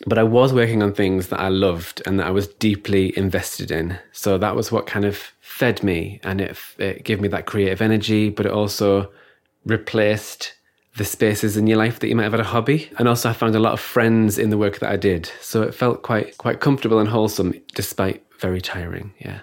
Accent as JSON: {"language": "English", "town": "Stockton-on-Tees", "region": "North East England", "country": "United Kingdom", "tie": "born or raised there", "also_born_or_lived": "Newcastle", "moved": "yes", "said": "I'm originally from Stockton, so that's Teesside, near Middlesbrough"}